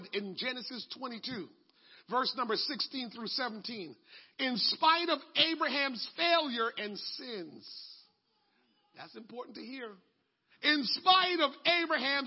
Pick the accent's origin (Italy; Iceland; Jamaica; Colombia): Jamaica; moved away; growing up in Jamaica